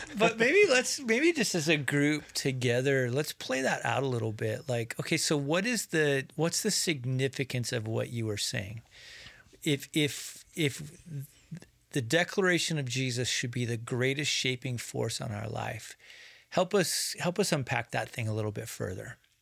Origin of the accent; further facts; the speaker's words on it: United States; to grow up as American